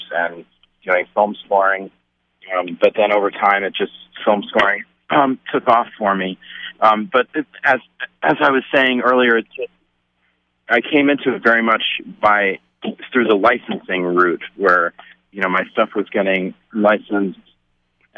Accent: Stony Brook, New York, United States; I grew up in Stony Brook, out on Long Island in New York

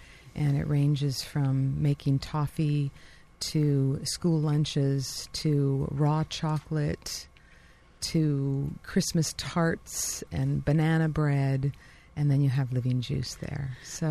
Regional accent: New York, United States; I came from New York, and that's where I got my cold-pressed juice and fell in love with it.

